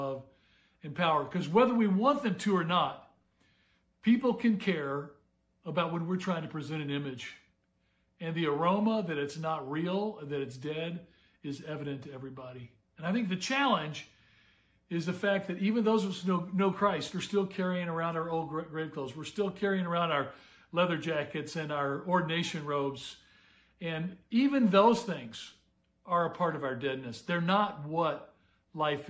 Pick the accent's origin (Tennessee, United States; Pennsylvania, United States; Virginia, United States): Tennessee, United States; Memphis; growing up in Memphis